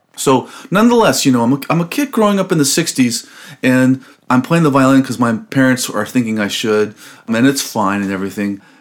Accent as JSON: {"language": "English", "town": "Los Angeles", "region": "California", "country": "United States", "tie": "born or raised there", "also_born_or_lived": "Albany, California", "said": "I grew up in Los Angeles, California, born and raised in Los Angeles"}